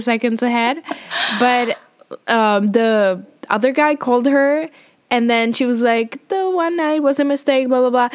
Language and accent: English; Czechia; first language Czech; English is a second language; moved away as an adult; now in Spain; my native language is Czech, and after that I've started learning English I think in the 3rd grade